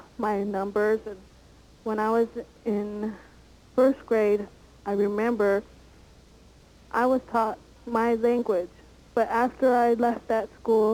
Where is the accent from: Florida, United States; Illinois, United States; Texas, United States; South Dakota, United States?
South Dakota, United States; now in Parker, United States; I grew up in South Dakota. My mother and father, they raised me.